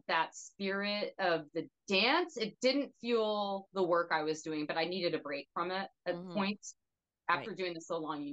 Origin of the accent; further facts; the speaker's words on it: Hot Springs, Arkansas, United States; staying in my hometown